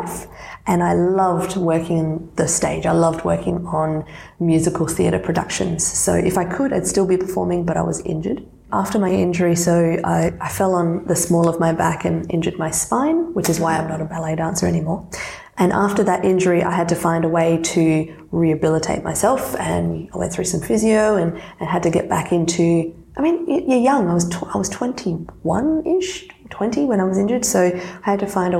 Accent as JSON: {"language": "English", "country": "Australia", "tie": "born or raised there", "first_language": "Serbian", "second_language": "English", "said": "I identify as Australian because of my birthplace"}